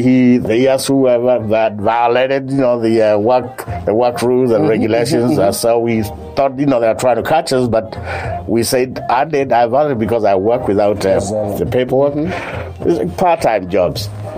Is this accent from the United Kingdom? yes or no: no; Kenya; moved away as an adult; also born or lived in Northern Kentucky; now in United States; I grew up in Kenya with my father, who was in business.